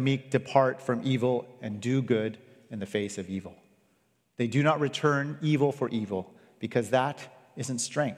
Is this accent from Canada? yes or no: yes; Canada; I grew up in Canada